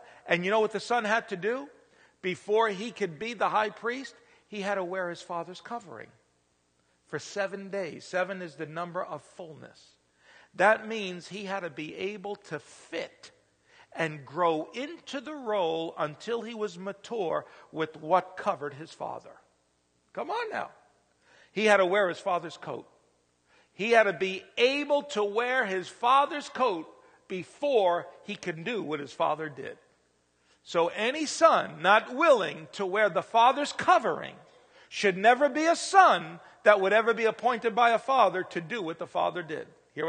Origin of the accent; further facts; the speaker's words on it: Pennsylvania, United States; now in Indiana, United States; I'm really a stranger. I'm not from Indiana because I come from Pennsylvania.